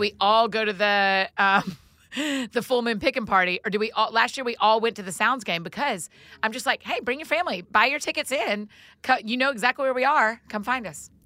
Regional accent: Atlanta, Georgia, United States; moved away; I grew up in Georgia

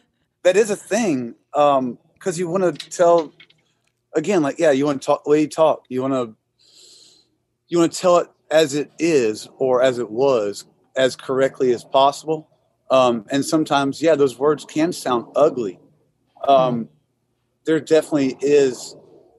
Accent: Irmo, South Carolina, United States; I'm from Irmo. They're like rival football schools, like just down the street from one another

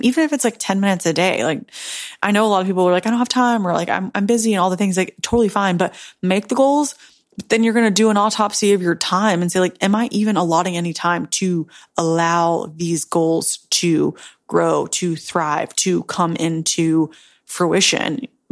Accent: Memphis, Tennessee, United States; a basic broke girl from Tennessee, Memphis

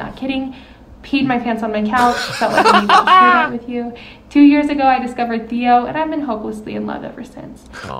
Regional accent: New Mexico, United States; I'm from New Mexico.

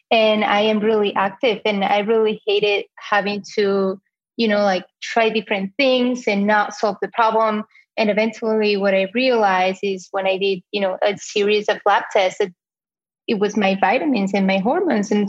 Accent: Spain; accent: Spanish; English is a second language; moved away as an adult; now in United States; I am 30 years old and this accent that you hear is from Spain originally. I came to the US about eight, nine years ago.

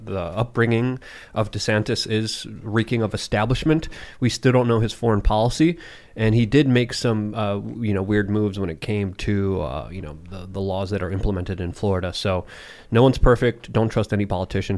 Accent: Poland; English is a second language; moved away; also born or lived in New Hampshire; I was born and raised in Poland

